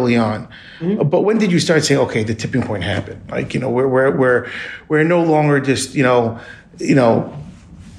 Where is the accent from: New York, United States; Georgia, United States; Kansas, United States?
New York, United States; Long Island; I grew up in Long Island too